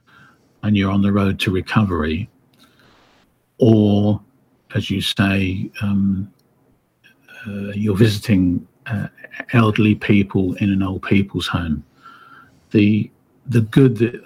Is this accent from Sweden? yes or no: no; Windsor, South East England, United Kingdom; I was raised in Windsor, Berkshire, where the castle is